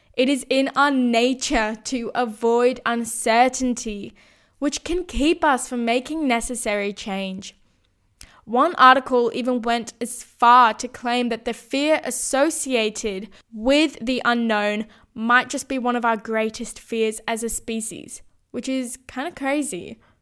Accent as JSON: {"language": "English", "town": "Sydney", "region": "New South Wales", "country": "Australia", "tie": "born or raised there", "also_born_or_lived": "Brisbane", "moved": "as an adult", "said": "needed to move back to Sydney, my hometown"}